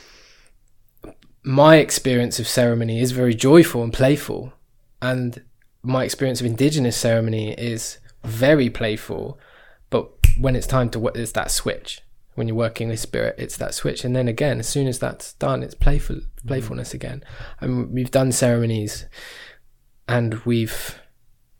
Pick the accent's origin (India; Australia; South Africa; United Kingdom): United Kingdom; England